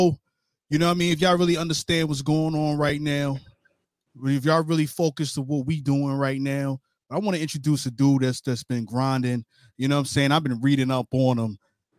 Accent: New York City, New York, United States; now in Jacksonville, United States; I'm in Jacksonville, Florida right now. I'm from Brooklyn, New York, but I'm in Jacksonville.

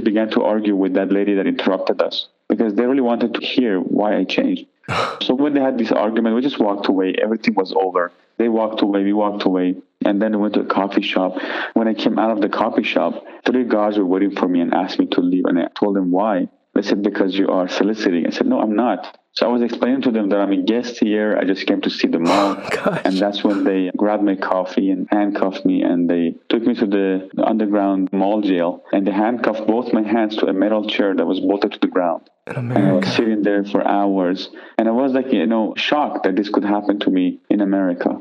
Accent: Iran; now in United States; I'm from Iran originally.

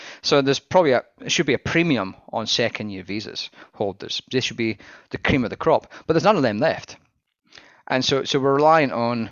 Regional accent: Scotland, United Kingdom; I am Scottish

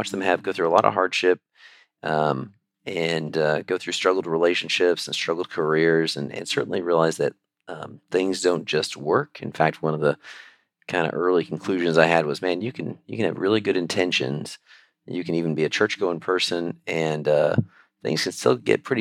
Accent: Alaska, United States; moved away; I grew up in Alaska

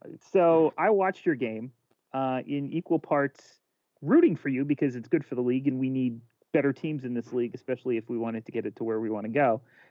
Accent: Philadelphia, Pennsylvania, United States; I'm from Philadelphia.

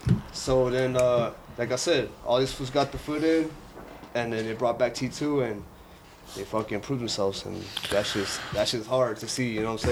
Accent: Denver, Colorado, United States; also born or lived in San Antonio; I'm from Denver, but I got put down in San Antonio.

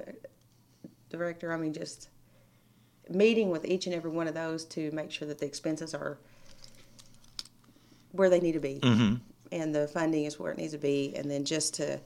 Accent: Lufkin, Texas, United States; Born and raised Lufkin

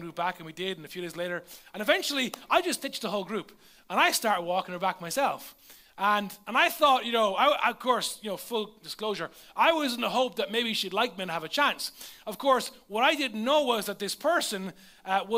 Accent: Leinster, Ireland; The nearest McDonald's to where I lived was over an hour away. There was none in my hometown

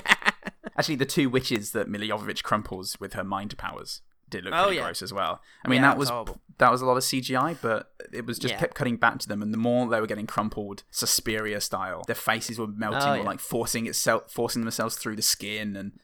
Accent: United States; I'm an American.

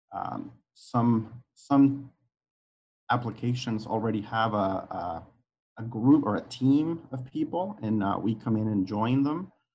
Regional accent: Guadalajara, Jalisco, Mexico; moved away as an adult; now in United States; I was uh, born and raised in Guadalajara, Mexico.

